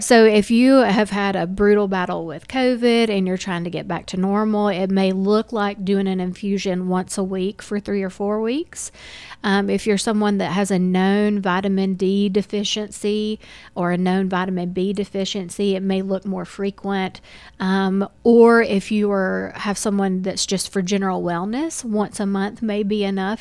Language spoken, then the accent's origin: English; Dalton, Georgia, United States; also born or lived in Kennesaw, Georgia; I am from Dalton, um, born and raised